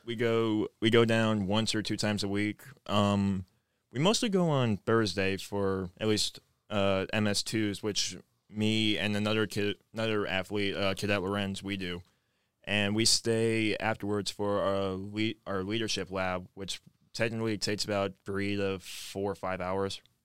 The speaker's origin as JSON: {"language": "English", "town": "White Plains", "region": "Maryland", "country": "United States", "moved": "as an adult", "lives_now": "Adrian, United States", "said": "I was originally from White Plains, Maryland, which is about forty-five minutes southeast, southeast of Washington, D C."}